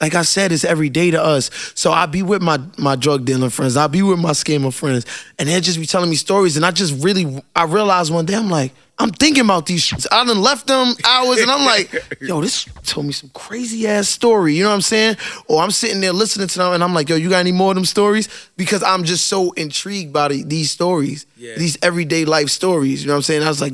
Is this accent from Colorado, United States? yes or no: no; New York City, New York, United States; growing up in Brooklyn, I'm around scammers. I'm around drug dealers. I grew up with these people